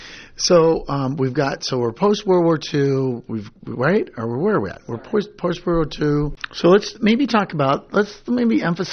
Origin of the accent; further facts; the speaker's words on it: the Northwest, Pacific Northwest, United States; I grew up in the Northwest